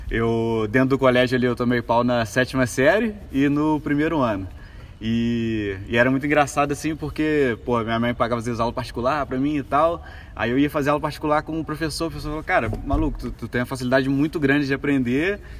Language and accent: Portuguese; Juiz de Fora, Minas Gerais, Brazil; Então sou daqui de Juiz de Fora mesmo, né? É... sou criado na família, o que, que eu posso falar aí? Classe média baixa.